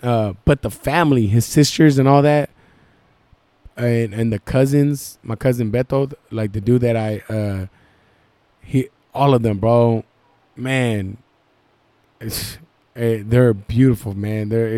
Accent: Michoacán, Mexico; also born or lived in Guadalajara; I was born in Guadalajara, but the way I was raised is Michoacan, bro.

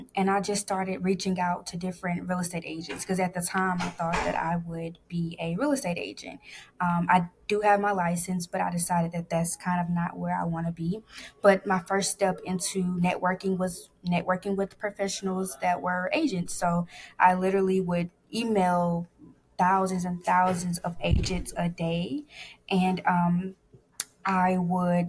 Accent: Athens, Georgia, United States; I grew up in Athens, Georgia

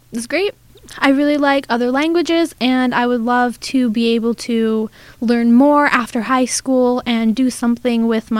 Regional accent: Fort St. John, British Columbia, Canada; I have lived in Fort St. John my whole life. My whole family is here. We kind of just never left, I guess.

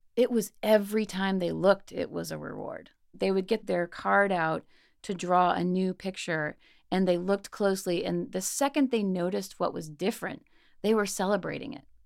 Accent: Mississippi, United States; I grew up in Mississippi and lived in a fairly small uh, but college town

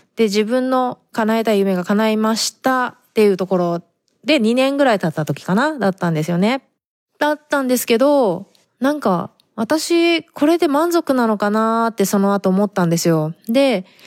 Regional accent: Japan; moved away as an adult; now in San Diego, United States; 生まれ育ちは日本だから

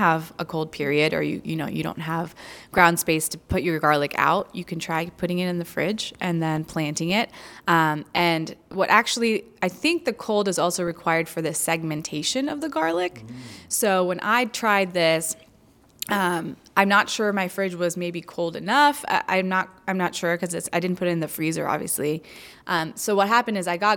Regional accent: Florida, United States; I'm from Florida

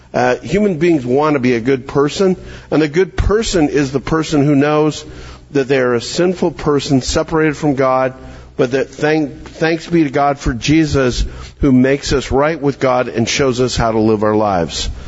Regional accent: Calgary, Alberta, Canada; moved away; I'm I'm from Calgary, Alberta, Canada.

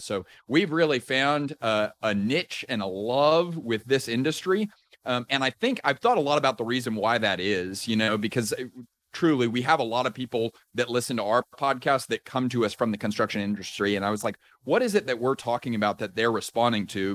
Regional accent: Houston, Texas, United States; also born or lived in Austin, Texas; Was raised, uh, in Houston, went to school in Austin, Texas

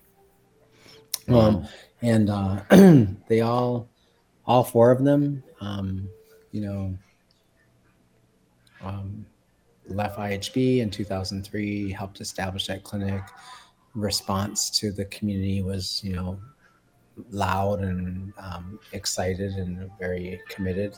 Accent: Minneapolis, Minnesota, United States; I grew up on Franklin Avenue for the most part.

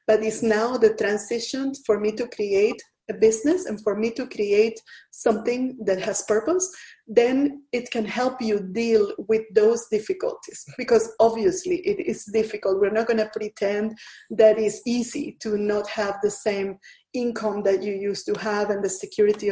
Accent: Venezuela; moved away as an adult; also born or lived in Asia; I'm originally from Venezuela, from Latin America.

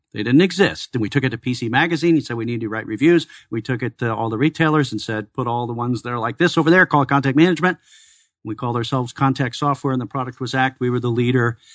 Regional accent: Chicago, Illinois, United States; also born or lived in Iowa; now in Arizona, United States; I'm originally from Chicago

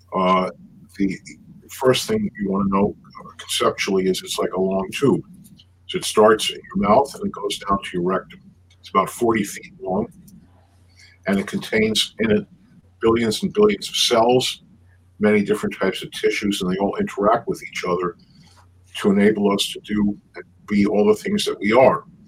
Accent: New York City, New York, United States; also born or lived in Buffalo, New York / Brussels, Belgium; I was born in the Bronx, in New York, and uh, grew up in the Bronx and Queens

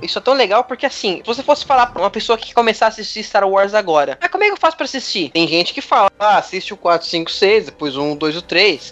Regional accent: Pernambuco, Brazil; eu sou de Pernambuco

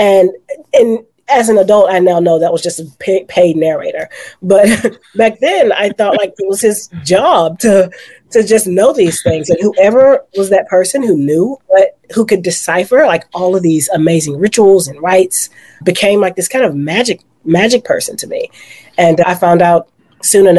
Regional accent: Houston, Texas, United States; I am from Houston, Texas. I am from a small little place lovingly called Guns Point

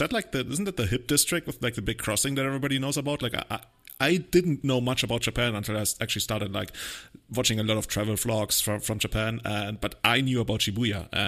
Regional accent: Munich, Bavaria, Germany; I come from Munich

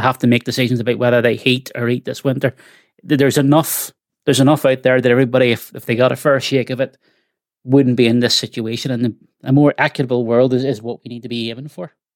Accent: Belfast, Northern Ireland, United Kingdom; growing up in the Shankill

